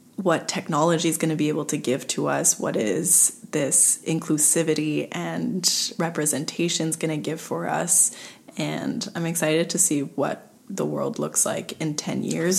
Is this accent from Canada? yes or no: yes; Montreal, Quebec, Canada; I was born and raised in suburbs West Island